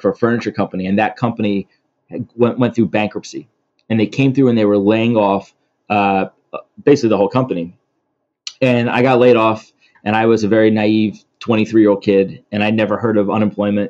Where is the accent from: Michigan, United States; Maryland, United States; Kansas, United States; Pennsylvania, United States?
Pennsylvania, United States; Philadelphia; moved away as an adult; also born or lived in Atlanta; I grew up in Philly